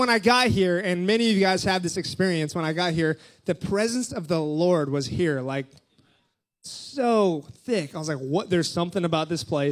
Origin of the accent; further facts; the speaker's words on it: Kauai, Hawaii, United States; moved away; also born or lived in England / Austria; I was born and raised in Kauai, Hawaii